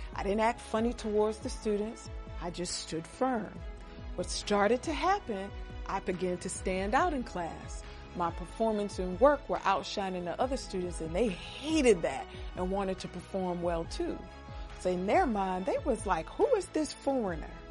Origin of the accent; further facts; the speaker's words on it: United States; For us as American women